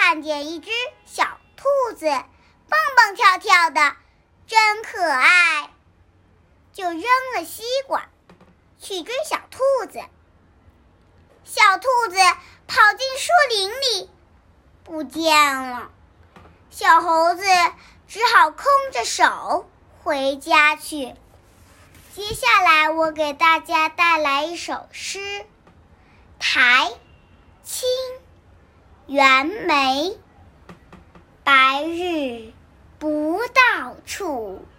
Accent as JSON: {"language": "Chinese", "town": "Wenzhou", "region": "Zhejiang", "country": "China", "said": "我来自浙江温州。"}